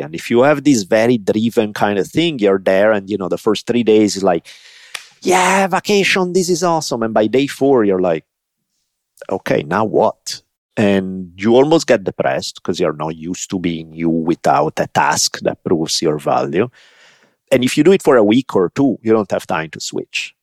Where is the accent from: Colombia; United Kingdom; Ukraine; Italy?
Italy; moved away; I grew up in Italy